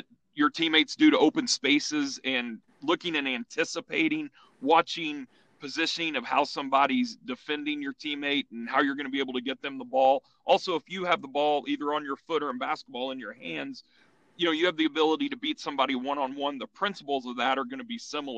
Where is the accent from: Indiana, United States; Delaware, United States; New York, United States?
Indiana, United States; growing up in Indiana was fantastic because sports was an important part of that growing up experience for myself and my friends